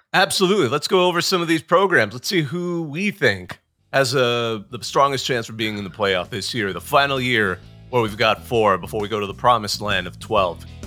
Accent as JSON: {"language": "English", "town": "Bakersfield", "region": "California", "country": "United States", "tie": "born or raised there", "moved": "yes", "said": "I grew up in Bakersfield, the armpit of California"}